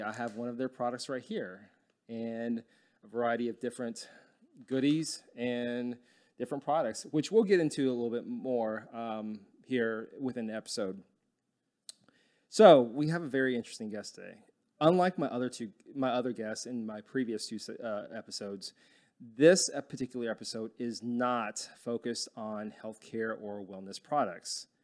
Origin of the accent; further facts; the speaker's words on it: Dallas, Texas, United States; I grew up in Dallas and it's, it's really flat